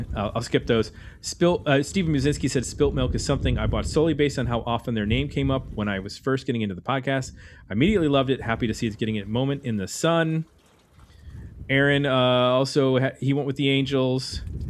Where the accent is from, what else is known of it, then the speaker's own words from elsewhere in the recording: Canada; I'm going with … because I'm Canadian, and so are they.